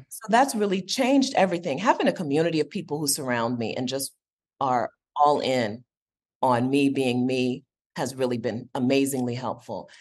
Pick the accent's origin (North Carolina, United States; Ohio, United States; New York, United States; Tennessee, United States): Ohio, United States; Westerville; growing up in Westerville, Ohio